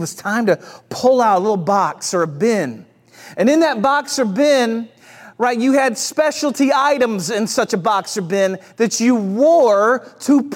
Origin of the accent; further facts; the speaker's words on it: St. Louis, Missouri, United States; moved away; Growing up in the Midwest